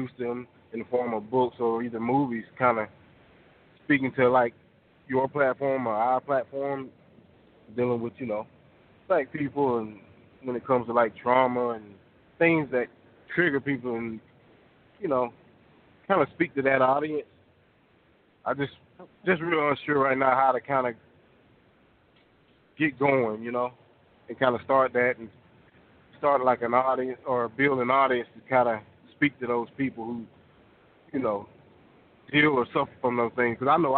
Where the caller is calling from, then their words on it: Fort Oglethorpe, Georgia, United States; calling from Fort Oglethorpe, Georgia.